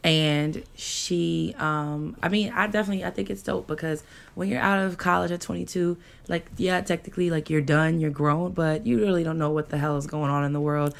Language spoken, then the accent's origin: English; New York, United States; moved away; I am from New York